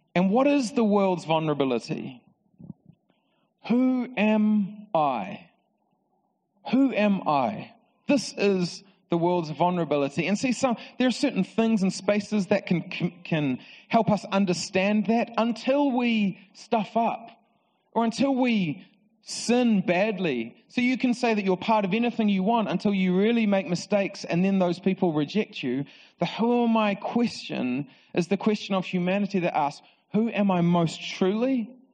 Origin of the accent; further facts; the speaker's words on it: Palmerston North, Manawatū-Whanganui, New Zealand; So I grew up in Palmerston North and I uh, went to Palmerston North Boys High School